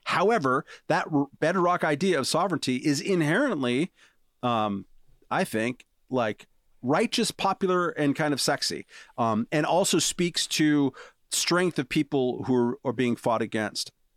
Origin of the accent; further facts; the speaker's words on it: United States; I'm an American